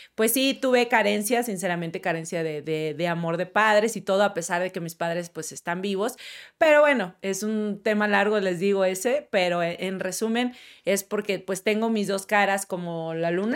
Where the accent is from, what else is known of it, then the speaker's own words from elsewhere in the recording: Monterrey, Nuevo León, Mexico; moved away as an adult; now in Mexico City, Mexico; nunca había viajado a otra ciudad, yo nada más en Monterrey